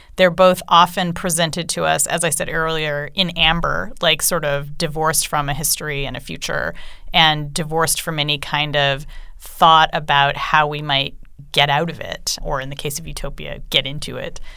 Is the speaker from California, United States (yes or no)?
yes; California, United States; I grew up in California